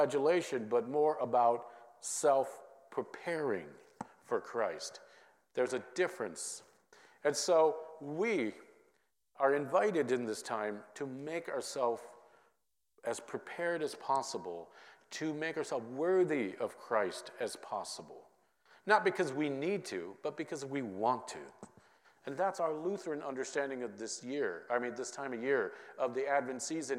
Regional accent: Minnesota, United States; growing up in Minnesota

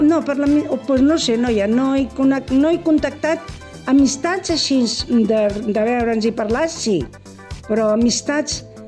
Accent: Barcelona, Catalonia, Spain; moved away as an adult; now in Cubelles, Spain; Jo sóc de Barcelona

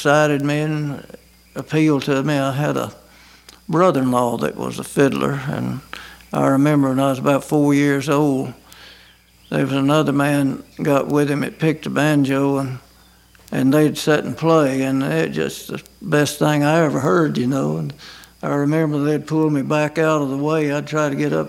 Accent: Scottsboro, Alabama, United States; also born or lived in Huntsville, Alabama; now in Ider, United States; in Jackson County, around Scottsboro and Dutton and section

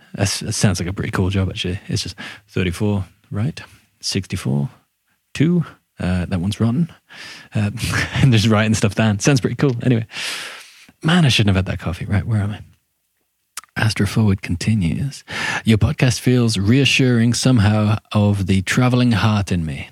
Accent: England, United Kingdom

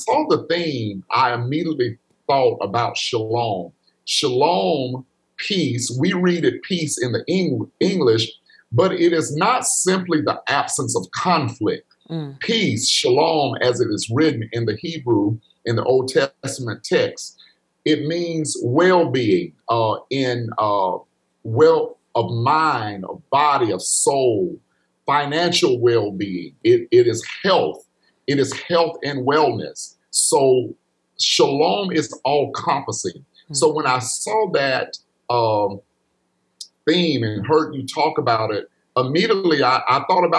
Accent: Pickens County, Alabama, United States; growing up in Pickens County, going to school there

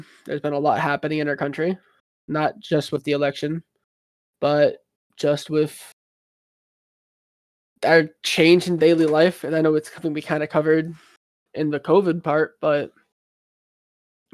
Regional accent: United States

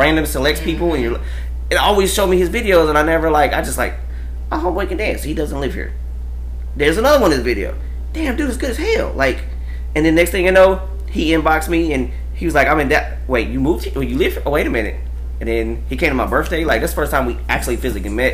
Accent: Amarillo, Texas, United States; now in Dallas, United States; I'm from like I said Amarillo

